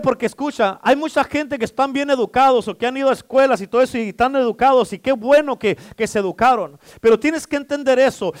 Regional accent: Mexico; ya no somos hispanos, ya no somos mexicanos, somos cristianos

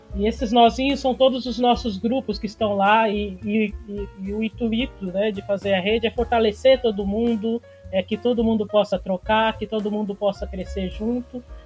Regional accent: São Paulo, Brazil; de São Paulo

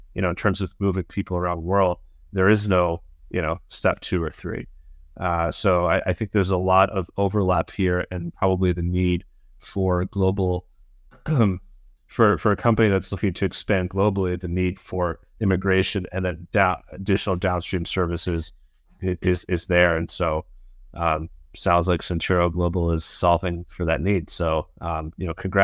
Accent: United States; I'm American

